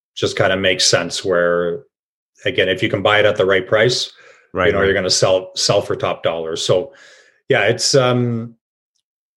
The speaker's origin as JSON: {"language": "English", "town": "Cambridge", "region": "Ontario", "country": "Canada", "said": "I'm from Cambridge"}